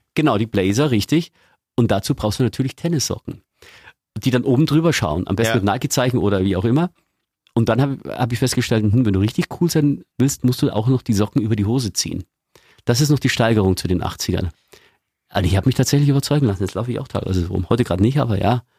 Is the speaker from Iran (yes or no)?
no; Eggenfelden, Bavaria, Germany; ich komme ja aus Eggenfelden in Niederbayern